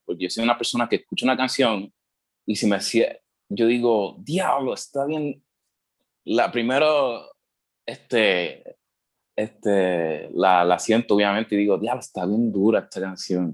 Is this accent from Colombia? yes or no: no; Puerto Rico; also born or lived in United States; yo me crié aquí en, en Puerto Rico. este, nací en Estados Unidos, pero me crié aquí